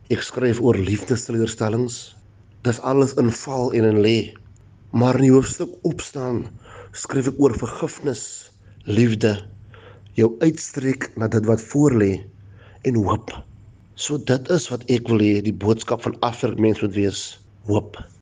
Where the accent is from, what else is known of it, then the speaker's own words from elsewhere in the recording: Franschhoek, Western Cape, South Africa; Ek is gebore in Franshoek op 'n plaas Matonik Salshore in 1986 My pa was 'n plaasarbeider, my ma was 'n kelnerin. Destyds, ons het arm groot geraak in 'n plaashuisie